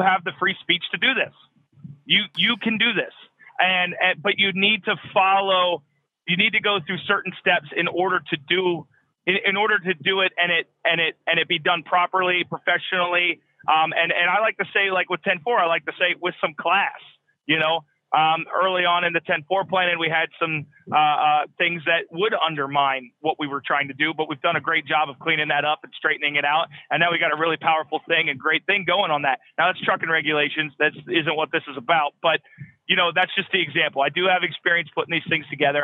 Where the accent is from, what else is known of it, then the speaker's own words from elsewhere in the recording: United States; I'm in the lower 48. I'm an American trucker